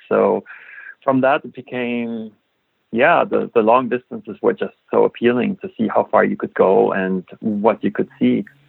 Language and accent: English; Germany; moved away as an adult; I grew up in Germany